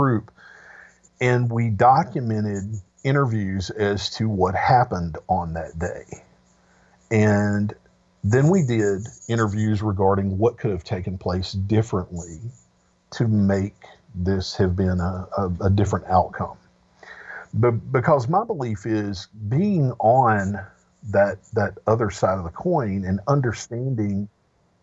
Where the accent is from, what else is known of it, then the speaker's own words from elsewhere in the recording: Mid-South, United States; growing up in the Mid-South